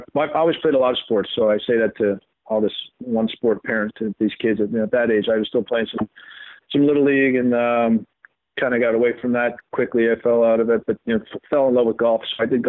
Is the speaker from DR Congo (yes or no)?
no; Ottawa, Ontario, Canada; also born or lived in London, Ontario; I was, you know, born and raised in Ottawa until we moved to London, Ontario, in Canada when I was 12.